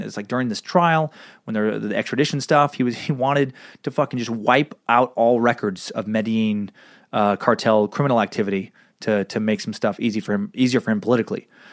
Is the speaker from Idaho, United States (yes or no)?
yes; Riggins, Idaho, United States; my hometown of Riggins, Idaho